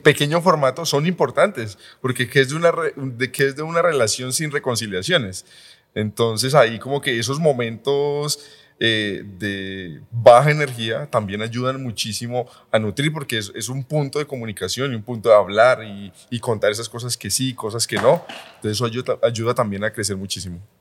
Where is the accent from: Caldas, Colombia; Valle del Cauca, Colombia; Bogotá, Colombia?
Valle del Cauca, Colombia; Palmira; now in Medellín, Colombia; Yo soy de Palmira, del Valle.